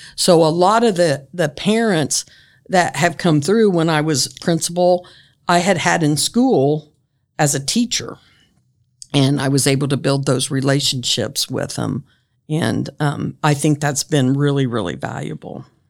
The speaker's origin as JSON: {"language": "English", "area": "Grant County", "region": "Indiana", "country": "United States", "tie": "born or raised there", "said": "when I grew up in Grant County"}